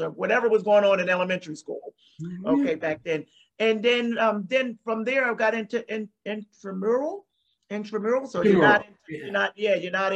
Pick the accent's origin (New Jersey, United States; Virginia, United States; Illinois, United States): New Jersey, United States; I grew up in South Jersey. I'm from New Jersey. South Jersey.